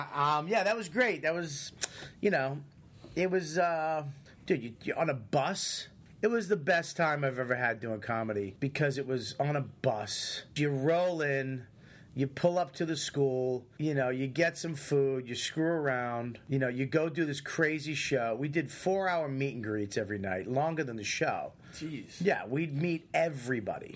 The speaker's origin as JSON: {"language": "English", "town": "Boston", "region": "Massachusetts", "country": "United States", "said": "I'm from Boston"}